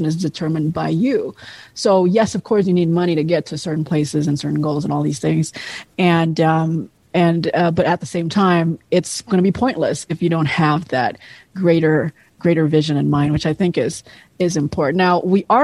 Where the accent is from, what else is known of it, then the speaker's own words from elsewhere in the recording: Indonesia; now in United States; where I was growing up in Indonesia